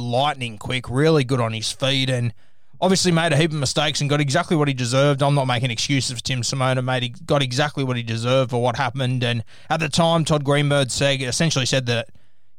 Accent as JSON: {"language": "English", "country": "Australia", "said": "being an Australian"}